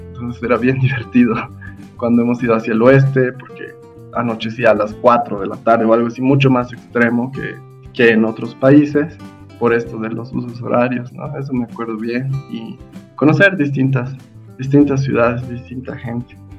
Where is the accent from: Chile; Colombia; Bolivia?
Bolivia; La Paz; yo nací aquí en La Paz, la mayor parte de mi vida la, la viví, la vivo acá en La Paz